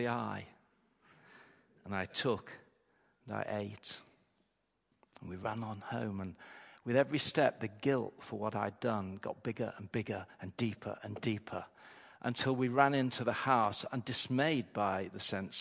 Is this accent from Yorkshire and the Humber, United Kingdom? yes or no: yes; Grimsby, Yorkshire and the Humber, United Kingdom; She would come back to my hometown, and they'd have their holidays with us in Grimsby